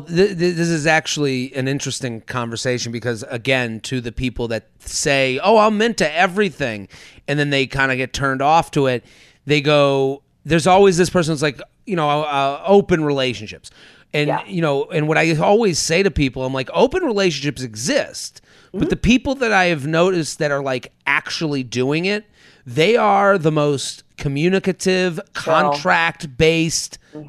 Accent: Needham, Massachusetts, United States; I'm from Boston or I'm from Needham

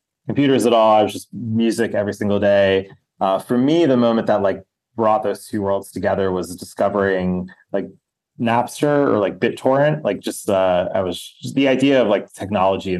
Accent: outside New York City, New Jersey, United States; And New Jersey, so like outside the city.

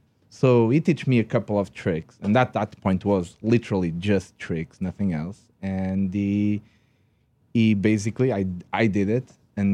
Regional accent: Portugal; English is a second language; Yes, I'm Portuguese. By the way, if you didn't notice that I don't speak English correctly, I'm Portuguese.

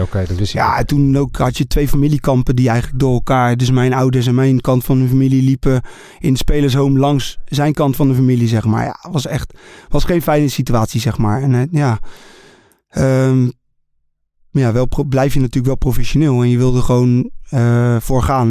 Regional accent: Netherlands; Ik ben Nederlander.

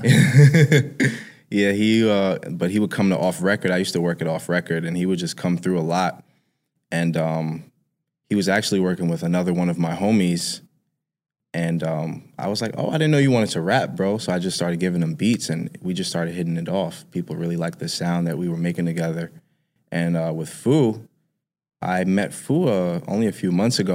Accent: New York City, New York, United States; I grew up in Harlem

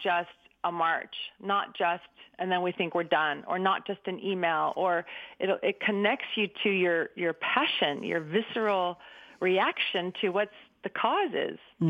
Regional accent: Berkeley, California, United States; I grew up in 1962 in Berkeley, so it's kind of like right at the hot spot

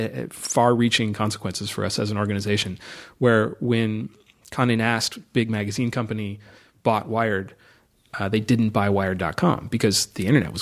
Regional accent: Los Angeles, California, United States; In Los Angeles.

